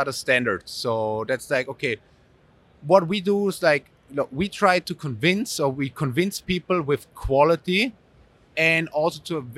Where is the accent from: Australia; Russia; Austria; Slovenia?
Austria; moved away; I grew up in the Alps actually.